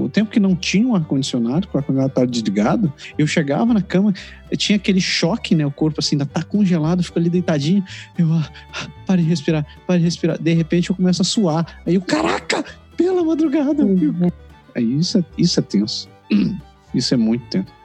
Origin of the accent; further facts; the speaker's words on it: Belém, Pará, Brazil; born there; now in Curitiba, Brazil; Eu nasci em Belém, né?